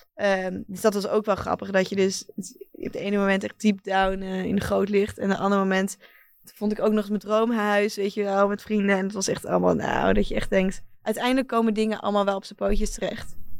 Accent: Netherlands; mijn thuisland

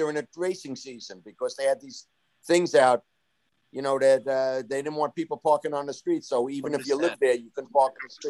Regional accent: Elmont, New York, United States; it's where I grew up in Elmont.

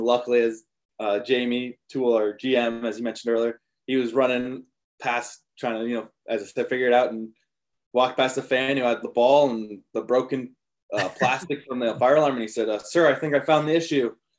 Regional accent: Colorado, United States; moved away; I grew up in Colorado

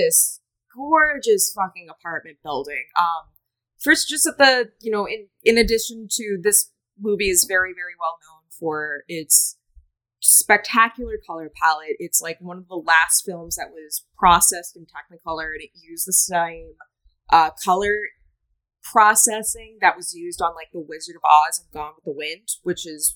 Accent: Boston, Massachusetts, United States; I'm also from Boston, so that means like I can't pronounce anything correctly. That's just a regional deficiency

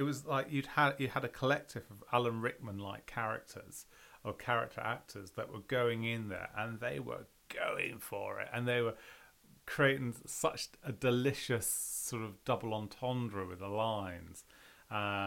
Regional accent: United Kingdom; I am very British

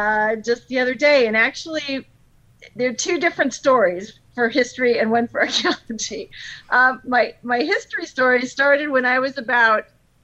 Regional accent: Northeast Ohio, United States; I grew up in Northeast Ohio, and it's somewhere in Ohio.

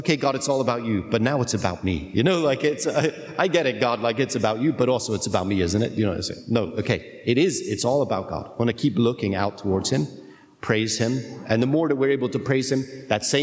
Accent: United Kingdom; I'm British

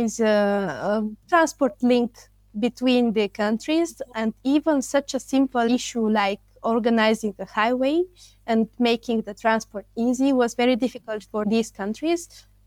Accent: Bulgaria; I come from Bulgaria.

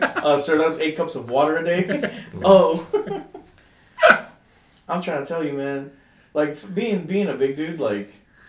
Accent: Los Angeles, California, United States; I'm Filipino. By descent. Like, my parents came from Manila, and, like, they raised me in L.A.

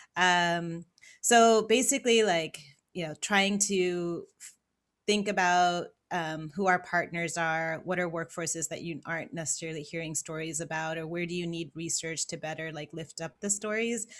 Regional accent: Los Angeles, California, United States; moved away as an adult; also born or lived in San Francisco Bay Area / New York; I grew up in Los Angeles.

